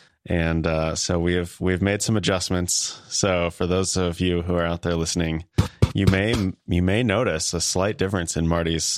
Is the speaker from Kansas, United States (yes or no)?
yes; Kansas, United States; accent: Midwestern; I am from Kansas.